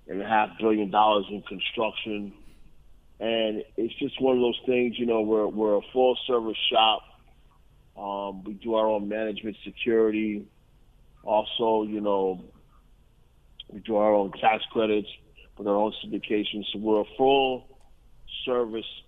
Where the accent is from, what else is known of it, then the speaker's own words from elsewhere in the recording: Northeast, United States; also born or lived in Columbus, Ohio; I'm from the Northeast